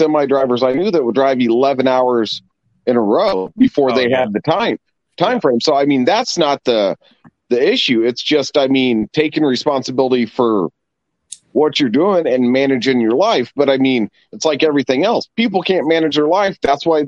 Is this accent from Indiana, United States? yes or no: yes; Indianapolis, Indiana, United States; I'm from Indy